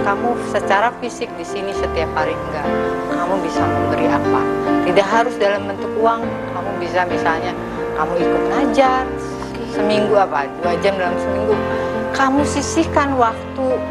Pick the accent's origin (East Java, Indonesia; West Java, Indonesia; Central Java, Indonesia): West Java, Indonesia; Cikarang; saya itu di apa ya di Cikarang di Brong lah Brong itu deket stasiun